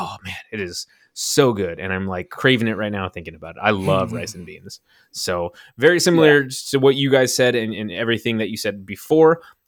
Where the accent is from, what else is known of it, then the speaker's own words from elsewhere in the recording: Mount Vernon, United States; growing up in Mount Vernon, there was a lot of Mexican restaurants and opportunities to have rice and beans.